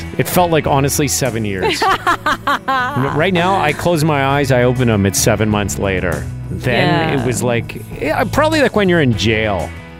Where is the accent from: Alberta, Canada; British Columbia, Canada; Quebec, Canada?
Quebec, Canada; Montreal; moved away as an adult; also born or lived in Regina, Saskatchewan; Because he knew I was this guy from Montreal working in Saskatchewan. I just moved to Regina.